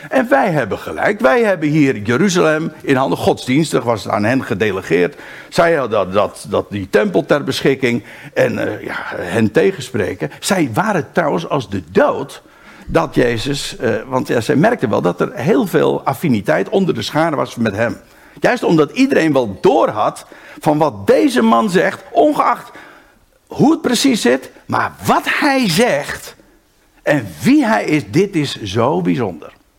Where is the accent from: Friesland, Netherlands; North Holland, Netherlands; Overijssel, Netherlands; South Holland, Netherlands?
North Holland, Netherlands; Aalsmeer; also born or lived in Haarlem; now in Rijnsburg, Netherlands; in het eerste geval ben ik daar geboren. Maar ik ben opgegroeid in Aalsmeer en vervolgens ben ik gaan wonen in, in Rijnsburg.